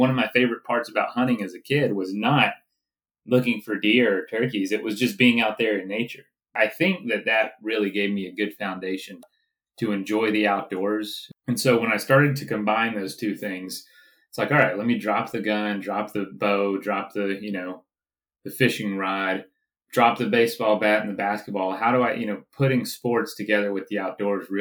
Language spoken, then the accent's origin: English; Central Florida, United States; I grew up in the South, Central Florida